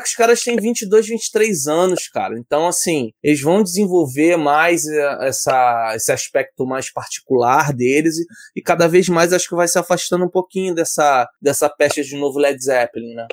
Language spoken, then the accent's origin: Portuguese; Rio de Janeiro, Brazil; Eu sou do Rio